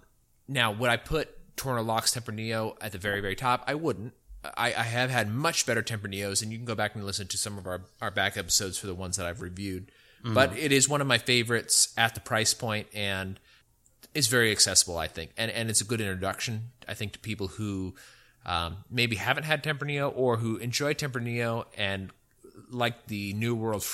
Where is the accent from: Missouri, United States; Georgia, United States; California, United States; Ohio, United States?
California, United States; now in Texas, United States; Well, I don't really consider myself a Texan, but I do like Texas a lot. I still think of myself as a Californian.